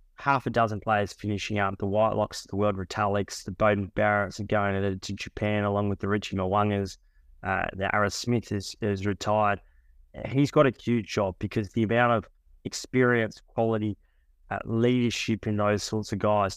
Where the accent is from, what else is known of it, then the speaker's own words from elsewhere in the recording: Australia; being an Australian journalist